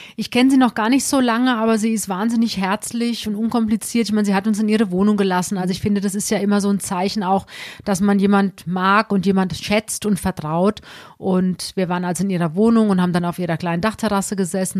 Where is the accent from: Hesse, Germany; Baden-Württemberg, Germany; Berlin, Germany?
Hesse, Germany; Alsbach-Hähnlein; eigentlich komme ich aus Alsbach Hähnlein